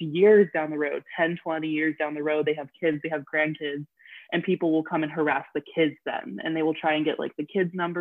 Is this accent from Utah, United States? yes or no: yes; Utah, United States; also born or lived in Brazil; I grew up in Utah.